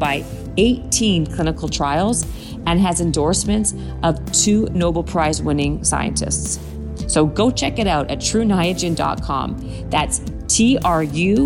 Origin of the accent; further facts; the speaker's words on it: Toronto, Ontario, Canada; Toronto, Canada, of course, my hometown